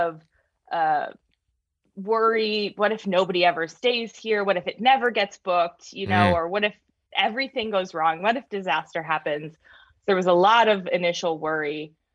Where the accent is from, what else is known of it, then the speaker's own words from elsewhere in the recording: Hawaii, United States; moved away; I grew up in Hawaii